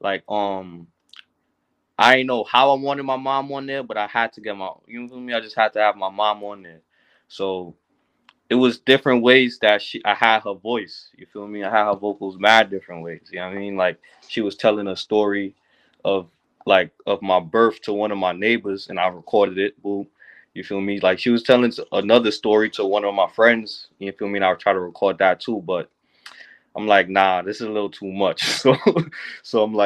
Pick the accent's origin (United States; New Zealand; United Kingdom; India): United States; New York City, New York; growing up in Brooklyn, you know, in Canarsie